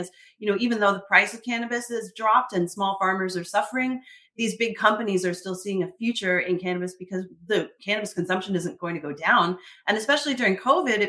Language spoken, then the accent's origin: English; Canada; I'm Canadian